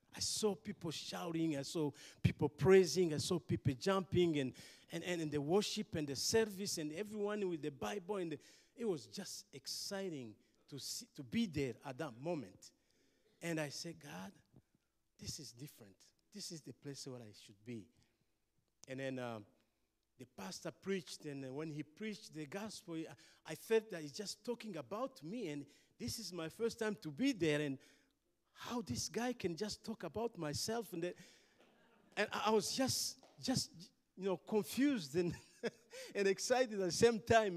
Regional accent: Rwanda; I'm from Rwanda.

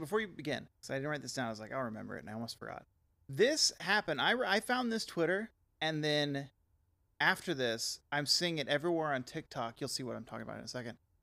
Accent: the South, United States; growing up in the South

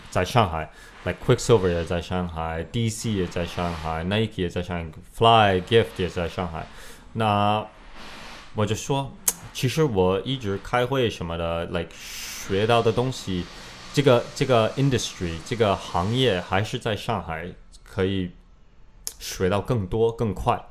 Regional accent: Canada; Chinese is a second language; moved away as an adult; also born or lived in Beijing, China; now in China; 然后这个就过了两个月，我就回加拿大了，待了。但是我在加拿大的时候，我就必须要回中国，我必须要回中国。

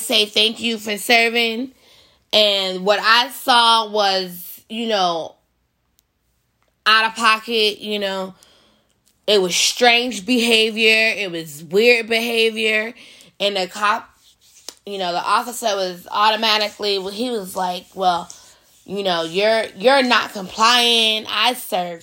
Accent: United States; us as Americans, as an American citizen

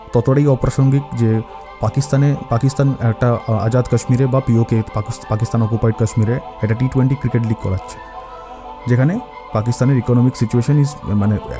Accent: Kolkata, West Bengal, India; আমাদের কলকাতাতে

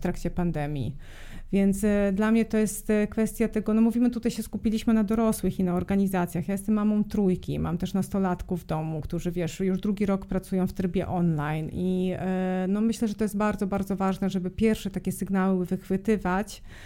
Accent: Serbia; moved away; ja jestem Serbką z pochodzenia, o tym nie powiedzieliśmy, jestem z Bałkanów

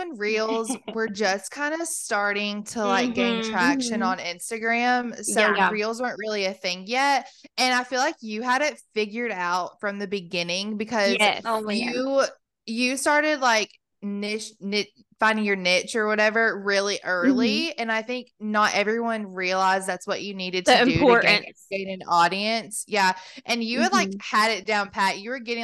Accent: Kentucky, United States; accent: Kentucky; I still have the Kentucky roots for sure.

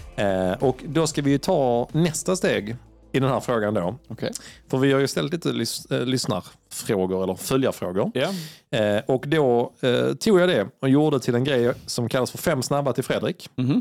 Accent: Sweden; jag kommer från Sverige

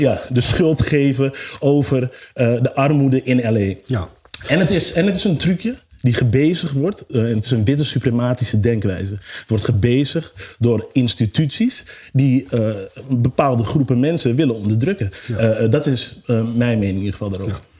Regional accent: Amsterdam, North Holland, Netherlands; Ik kom uit Zuidoost.

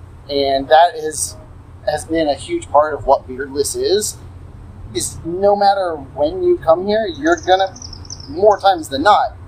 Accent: Lexington, Kentucky, United States; moved away as an adult; I'm from Lexington, Kentucky.

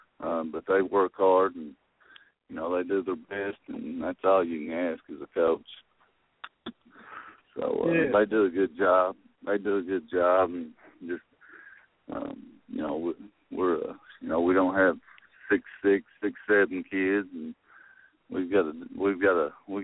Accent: Cumberland, Kentucky, United States; growing up in Cumberland, Kentucky

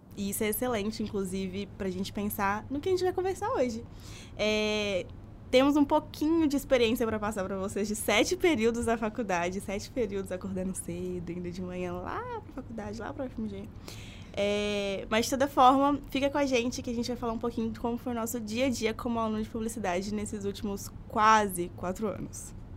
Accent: Belo Horizonte, Minas Gerais, Brazil; sou de BH mesmo, diferente dos dois. Então, nasci, vivi, nunca saí daqui

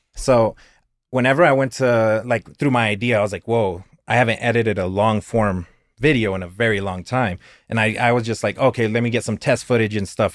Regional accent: Clovis, New Mexico, United States; I've been here my whole life, I was born in Clovis

